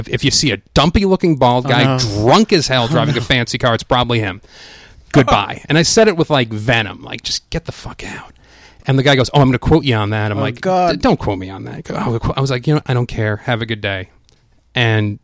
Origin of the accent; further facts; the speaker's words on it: Long Island, New York, United States; growing up on Long Island